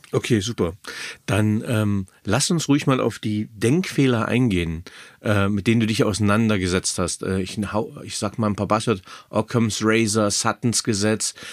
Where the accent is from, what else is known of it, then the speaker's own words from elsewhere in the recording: Germany; ich bin in Deutschland aufgewachsen